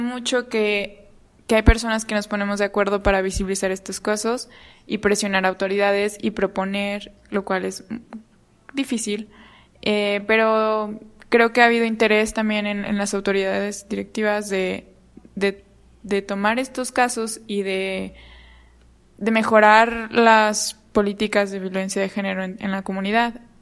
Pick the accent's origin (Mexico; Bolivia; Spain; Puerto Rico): Mexico; Guerrero; yo soy de Guerrero